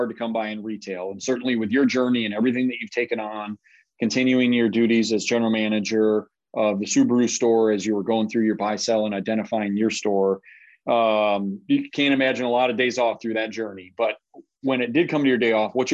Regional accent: Minnesota, United States; I was born in Minnesota, and I grew up a Cowboys fan

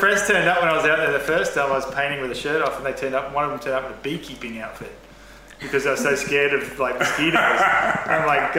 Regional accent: Sunshine Coast, Queensland, Australia; moved away; We come from the Sunshine Coast. It's a small surf farm community, I suppose, north of Brisbane and Queensland, Australia. We grew up, everyone jokes at home that we grew up playing in the bush

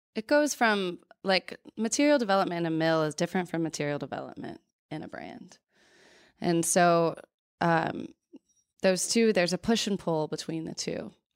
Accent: North Carolina, United States; I grew up in North Carolina

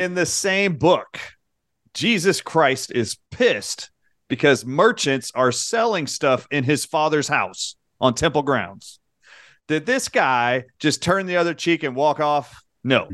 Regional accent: United States; growing up in America

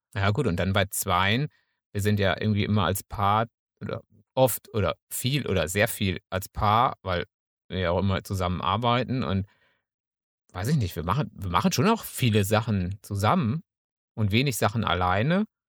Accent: Münsterland, North Rhine-Westphalia, Germany; als Münsterländer

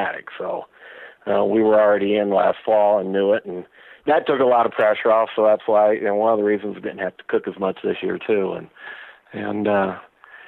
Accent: Nebraska, United States; now in South Dakota, United States; I was born and raised in Nebraska, Cornhusker fan for life, and, you know, we moved up here back in 76, I guess, and then I've been in South Dakota ever since.

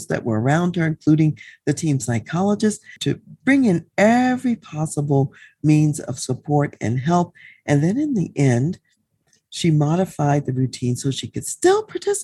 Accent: United States; as an American and U.S. citizen

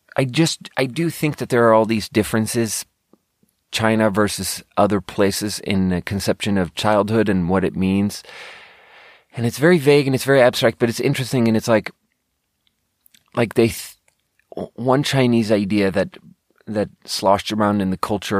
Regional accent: Sweden; growing up in Sweden

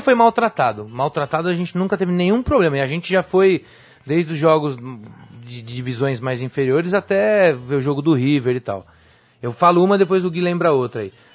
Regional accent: Brazil; sou brasileiro

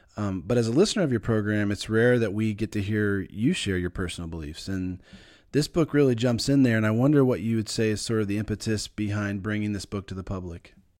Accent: United States; as an American

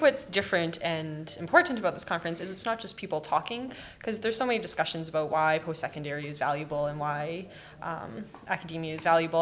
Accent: Calgary, Alberta, Canada; moved away as an adult; now in Edmonton, Canada; am from Calgary

